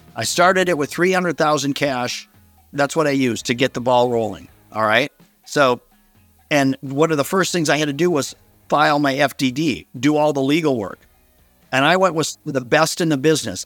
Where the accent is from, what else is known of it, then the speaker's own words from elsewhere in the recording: Minnesota, United States; a relatively small town here in Minnesota, my hometown where I grew up